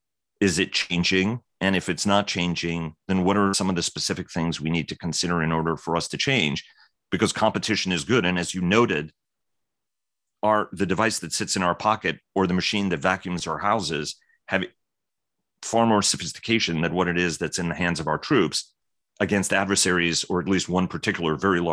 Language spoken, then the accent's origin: English; New York City, New York, United States; my hometown, New York City.